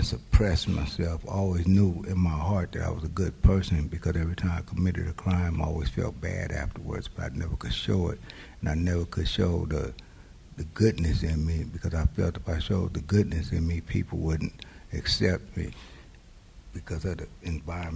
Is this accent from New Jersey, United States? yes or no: no; Oakland, California, United States; I was born in Oakland.